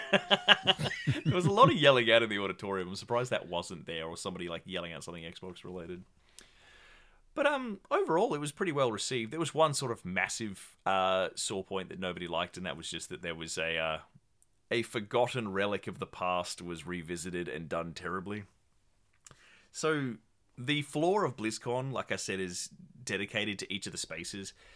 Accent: Tasmania, Australia; I got shipped out from my tiny, frigid island of Tasmania

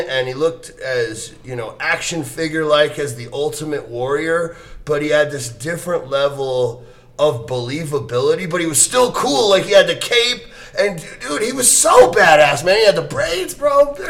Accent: Seattle, Washington, United States; I grew up in Seattle, and we used to go across the border

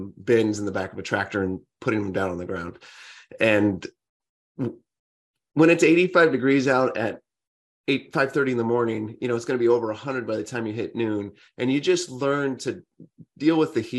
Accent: Central Valley, California, United States; I grew up in California on an orange farm in the Central Valley

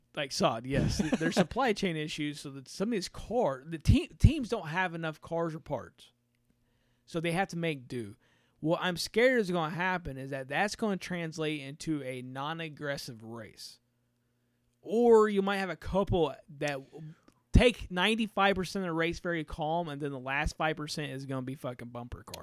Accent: Indiana, United States; we're from Indiana

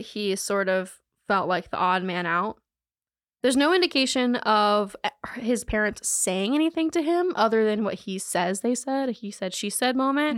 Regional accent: Charlotte, North Carolina, United States; I'm from Charlotte

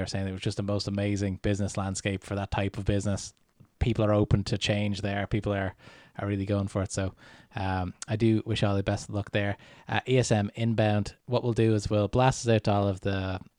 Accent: Ireland; growing up in Ireland

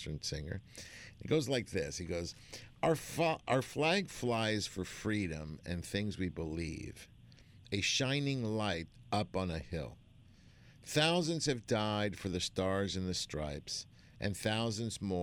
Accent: Argentina; now in United States; I'm an immigrant. I was born in Argentina.

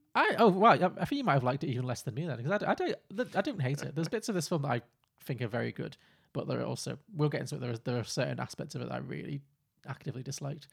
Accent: Liverpool, North West England, United Kingdom; I grew up in Liverpool.

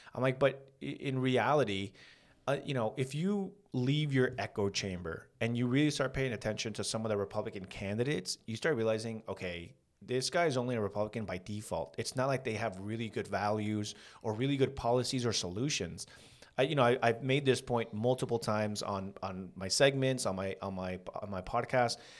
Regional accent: San Fernando, California, United States; We, we grew up in San Fernando.

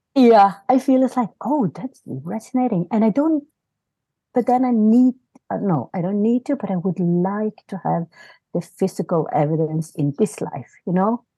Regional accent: Norway; also born or lived in South Korea; I live in Norway. I, I came from South Korea when I was, uh, five and a half months

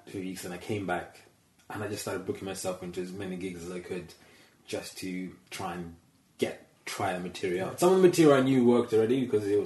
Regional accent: Zambia; I went back to Zambia, my home country

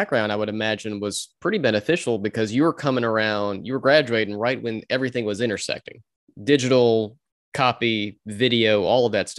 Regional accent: Augusta, Georgia, United States; moved away; also born or lived in Athens, Georgia; I'm from Augusta originally

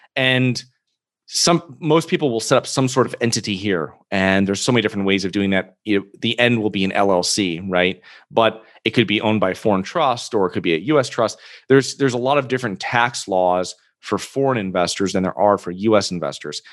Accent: Connecticut, United States; moved away; I'm originally from Connecticut

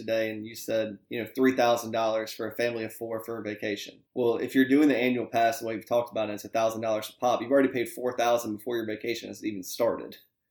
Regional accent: Southeast, United States; we're from the Southeast. We've predominantly grown up in the Southeast.

